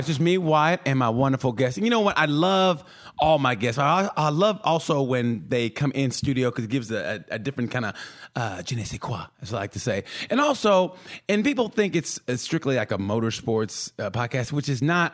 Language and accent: English; Oklahoma, United States; I grew up in Oklahoma